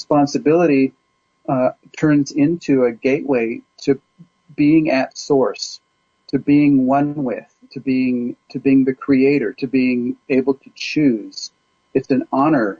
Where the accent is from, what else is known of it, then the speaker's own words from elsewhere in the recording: California, United States; also born or lived in Kansas; I was born in Kansas. I grew up mostly in California